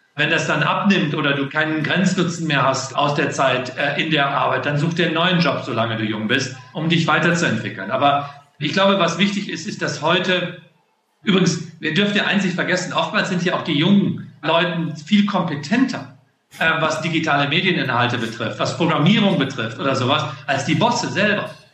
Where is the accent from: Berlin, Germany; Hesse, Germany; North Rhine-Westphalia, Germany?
North Rhine-Westphalia, Germany; Solingen; moved away; Das ist meine Heimatstadt, da komme ich her